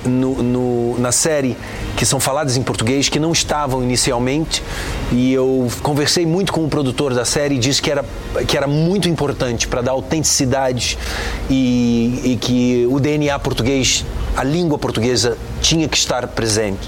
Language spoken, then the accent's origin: Portuguese; Brazil; eu sou brasileiro